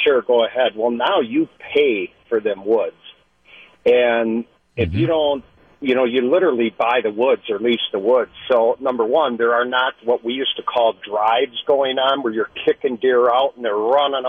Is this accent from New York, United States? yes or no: no; Mondovi, Wisconsin, United States; now in Kenosha, United States; I'm originally from the Mondovi area up in Buffalo County, mm-hmm. where it's, it's prime whitetail deer hunting.